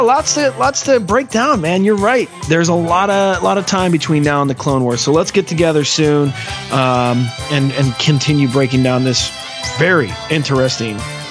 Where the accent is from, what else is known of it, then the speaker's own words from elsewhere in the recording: Midwest, United States; We're all from the Midwest